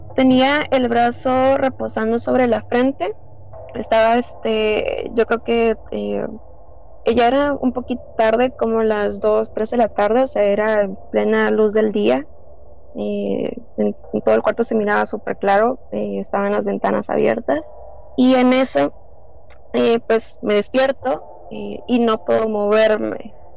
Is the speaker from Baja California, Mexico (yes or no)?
yes; Tijuana, Baja California, Mexico; soy de Tijuana